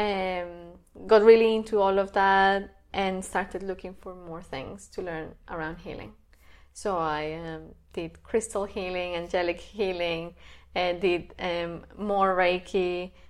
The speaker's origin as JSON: {"language": "English", "town": "Bogota", "region": "Bogotá Capital District", "country": "Colombia", "moved": "as an adult", "lives_now": "Sydney, Australia", "said": "I come from Colombia, uh, from Bogota"}